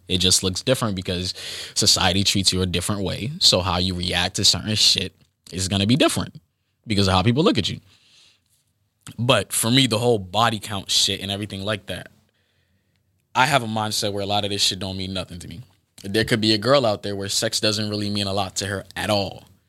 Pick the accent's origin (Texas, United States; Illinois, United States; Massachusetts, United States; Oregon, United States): Massachusetts, United States; Boston; I am from Boston, Massachusetts